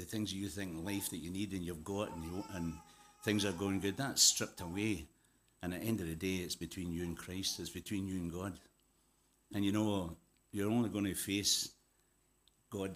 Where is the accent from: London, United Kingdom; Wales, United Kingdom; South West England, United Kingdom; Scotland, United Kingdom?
Scotland, United Kingdom; Glasgow; moved away as an adult; also born or lived in South Africa / Zimbabwe; I was born in Glasgow, brought up in Glasgow